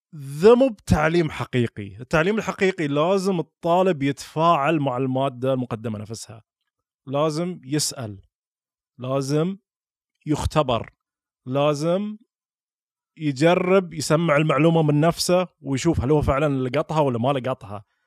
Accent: Al-Ahsa, Eastern Province, Saudi Arabia; accent: Hasawi; also born or lived in Dammam / Riyadh / United States; اللهجه اللي انا اتكلم فيها اللي يتكلم فيها حسين عبد الله هي لهجه حساويه

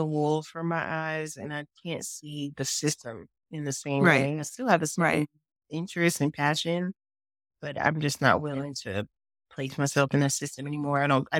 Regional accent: Oakland, California, United States; also born or lived in Mexico; and then later moved to Mexico. So I've been, you know, moving around all my life, really. But yeah, I'm from Oakland.

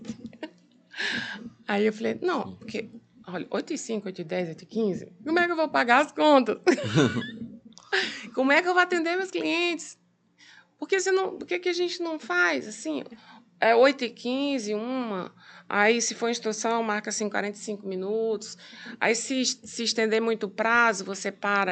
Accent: Piauí, Brazil; eu sou piauiense, né? Nascida no Piauí

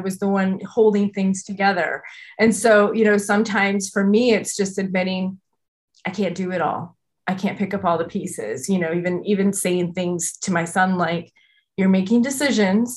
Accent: Midwest, United States; as a Midwesterner

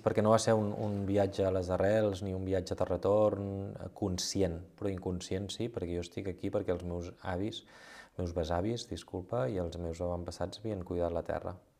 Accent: Girona, Catalonia, Spain; moved away as an adult; now in Rabós, Spain; jo he nascut a Girona

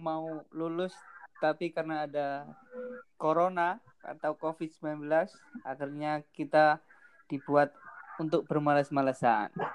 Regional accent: Gresik, East Java, Indonesia; now in Surabaya, Indonesia; gue lahir di Gresik, tapi tinggal saya di Surabaya

